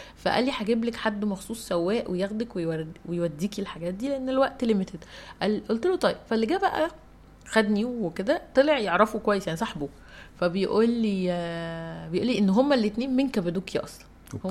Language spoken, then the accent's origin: Arabic; Egypt; انا مصريه